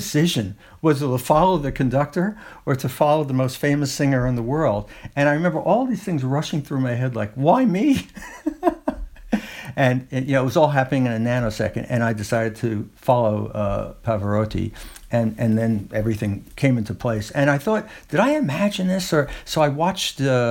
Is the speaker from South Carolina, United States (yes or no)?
no; New York City, New York, United States; moved away as an adult; now in Woodstock, United States; I was born in Brooklyn and lived a good deal of my life in New York City.